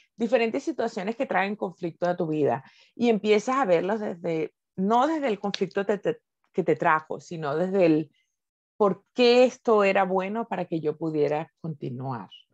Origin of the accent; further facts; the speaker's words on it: Venezuela; moved away as an adult; now in Spain; soy venezolana viviendo en Venezuela